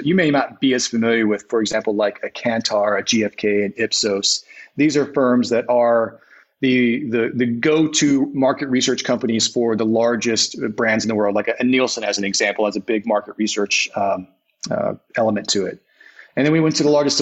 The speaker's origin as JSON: {"language": "English", "region": "Alabama", "country": "United States", "tie": "born or raised there", "also_born_or_lived": "Los Angeles", "moved": "yes", "lives_now": "New Orleans, United States", "said": "I grew up in the Episcopal Church in Alabama"}